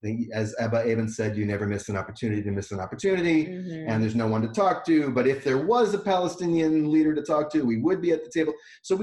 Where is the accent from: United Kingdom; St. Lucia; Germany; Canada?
Canada; Vancouver, British Columbia; moved away as an adult; also born or lived in Montreal / New York City / Seattle; now in Victoria, Canada; I grew up in the Vancouver Jewish community, which is pretty small, pretty conservative, when it came to Israel.